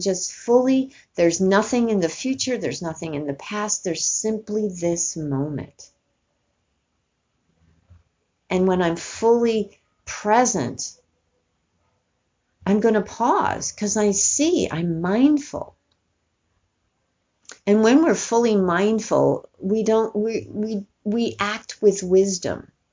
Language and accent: English; East Coast, United States; growing up on the East Coast, as I did